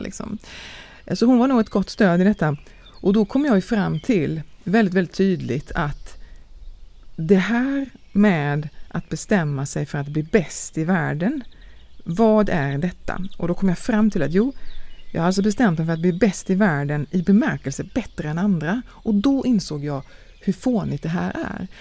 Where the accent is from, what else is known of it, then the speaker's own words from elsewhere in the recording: Långås, Halland County, Sweden; jag är född i Sverige eh, utanför Falkenberg, utanför Långås